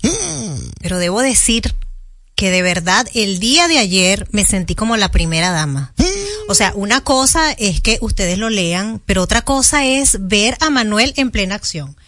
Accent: Venezuela; now in Dominican Republic; República Dominicana a los venezolanos nos ha recibido de una manera maravillosa

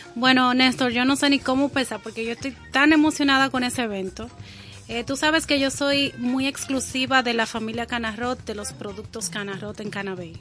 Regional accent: Dominican Republic; yo me siento una dominicana orgullosa

